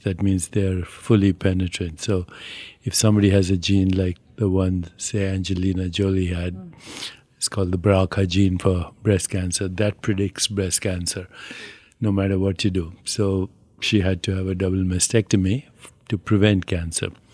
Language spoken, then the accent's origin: English; India; I'm Indian